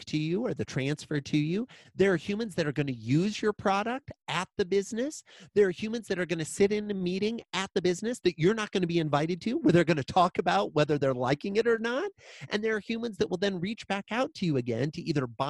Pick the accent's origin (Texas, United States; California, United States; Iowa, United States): Iowa, United States; I grew up in a small town in Iowa